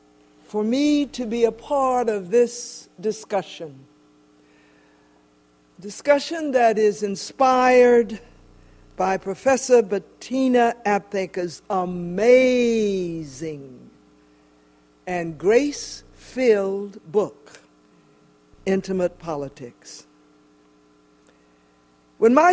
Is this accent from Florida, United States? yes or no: yes; Jacksonville, Florida, United States; the community that I grew up in Jacksonville, Florida